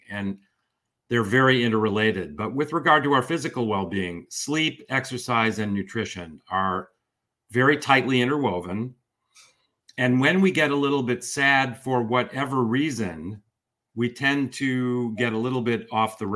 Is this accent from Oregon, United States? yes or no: no; outside of Chicago, Illinois, United States; now in California, United States; I grew up outside of Chicago